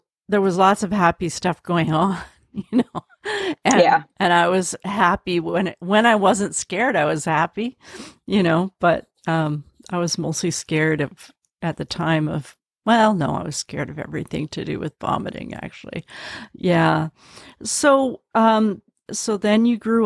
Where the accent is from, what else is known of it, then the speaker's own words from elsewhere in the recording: Canada; also born or lived in Vancouver, Canada; I'm Canadian